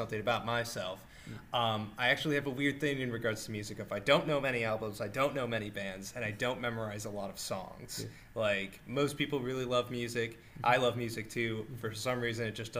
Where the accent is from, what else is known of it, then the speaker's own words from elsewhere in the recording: United States; as an American